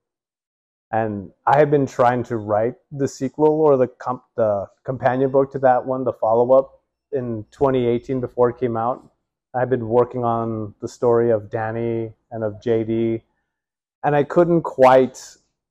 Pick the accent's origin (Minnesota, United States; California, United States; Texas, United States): Texas, United States; El Paso; moved away as an adult; also born or lived in New Mexico; I grew up in El Paso and lived there until I was 18, and then joined the Air Force